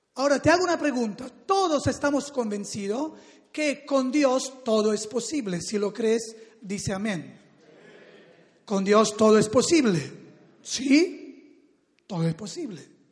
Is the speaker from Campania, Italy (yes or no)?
yes; Salerno, Campania, Italy; Spanish is a second language; moved away; yo vengo de la ciudad de Salerno, que es cerca de Nápoles, en el sur del país, de Italia, y allí donde me crié, donde nací